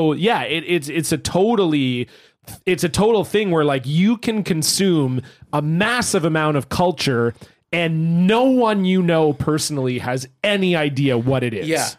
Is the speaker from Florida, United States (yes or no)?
yes; Florida, United States; I grew up in Florida near the water, so we were posting that we were at this bridge dicking around